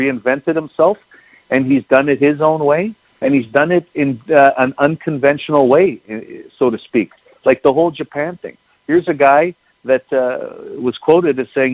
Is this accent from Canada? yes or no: yes; Winnipeg, Manitoba, Canada; I grew up in Winnipeg, I spent my entire life here.